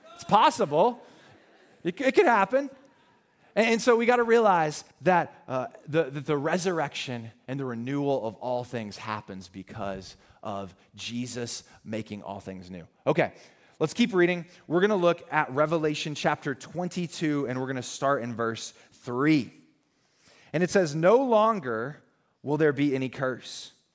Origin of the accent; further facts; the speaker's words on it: the South, United States; I called her Mama because we're from the South